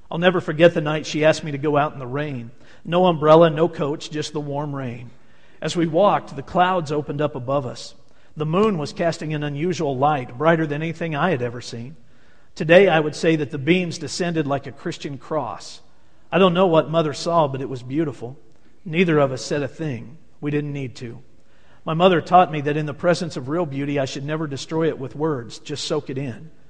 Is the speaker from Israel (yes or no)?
yes; Tiberias, Northern District, Israel; I had the privilege of growing up in Tiberias on the Sea of Galilee.